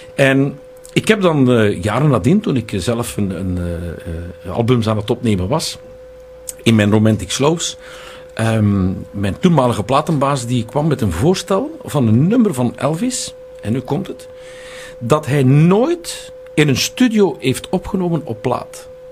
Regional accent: Tielrode, Flanders, Belgium; in Tielrode, waar ik opgegroeid ben.

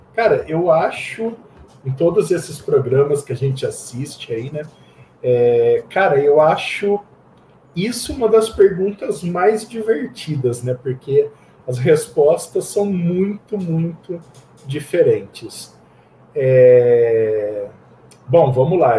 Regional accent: Campinas, São Paulo, Brazil; sou de Campinas, é, nascido e criado aqui em Campinas

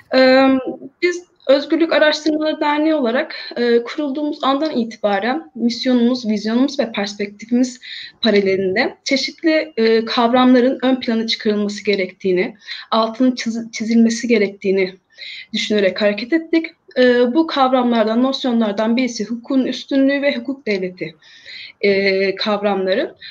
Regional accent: İzmir, Turkey; ben İzmirliyim ve e, her gün haberlerde gördüğümüz o yerler yani e, en çok hasar alan yerlerden birisi olan Bornova ilçesi benim doğup büyüdüğüm

